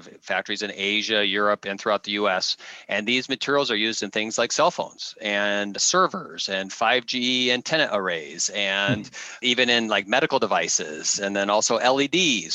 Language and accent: English; Midwest, United States; I grew up in the Midwest